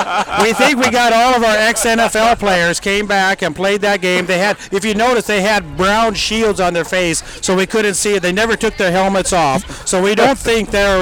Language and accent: English; Burlington, Iowa, United States; We're from Burlington, Iowa, southeast corner of Iowa on the Mississippi River.